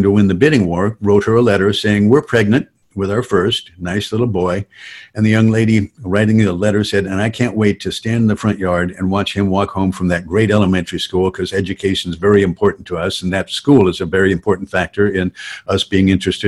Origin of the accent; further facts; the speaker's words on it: Southern California, United States; I grew up in construction in Southern California